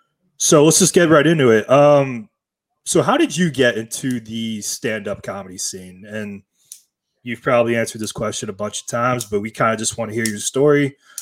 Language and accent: English; Pittsburgh, Pennsylvania, United States; I'm actually from Pittsburgh